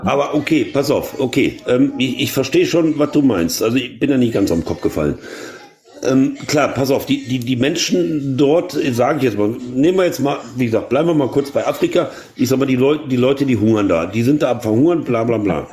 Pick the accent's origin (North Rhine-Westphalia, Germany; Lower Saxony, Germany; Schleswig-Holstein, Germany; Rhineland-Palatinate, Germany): North Rhine-Westphalia, Germany; ich bin in NRW geboren